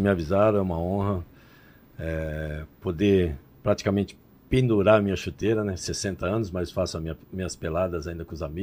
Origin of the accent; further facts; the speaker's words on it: São Paulo, Brazil; also born or lived in Itambé, Paraná; Eu nasci no Paraná, vim para São Paulo de 4 para 5 anos. Eu nasci numa cidadezinha chamada Itambé